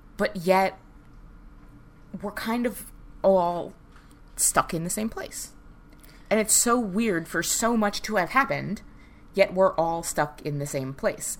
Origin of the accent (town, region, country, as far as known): New York City, New York, United States; accent: Staten Island; moved away